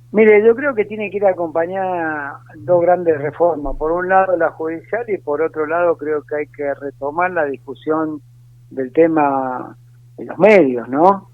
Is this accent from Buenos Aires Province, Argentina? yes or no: no; Mendoza, Argentina; moved away as an adult; now in Buenos Aires, Argentina; Yo provengo de un hogar humilde en Mendoza, de una madre que fue empleada doméstica toda su vida y de un padre que fue colectivero